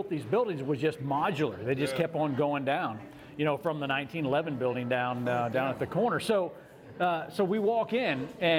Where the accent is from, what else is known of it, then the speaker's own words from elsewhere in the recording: Conroe, Texas, United States; We grew up in Conroe, went to Conroe High School, graduated from Conroe High School.